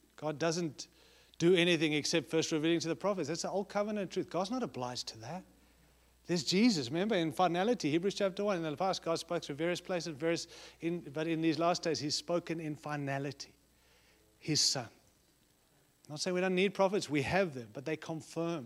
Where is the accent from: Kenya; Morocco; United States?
United States